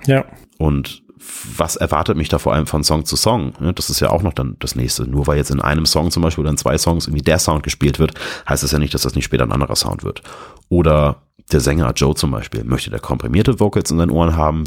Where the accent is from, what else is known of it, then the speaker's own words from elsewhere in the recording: Hamburg, Germany; Und jetzt komme ich da als Hamburger Hillbilly